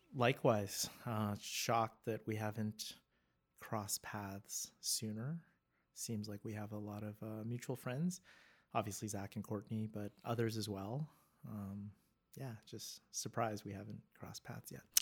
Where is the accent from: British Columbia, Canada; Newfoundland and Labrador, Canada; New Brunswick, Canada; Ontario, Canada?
British Columbia, Canada; Vancouver; I'm born and raised in Vancouver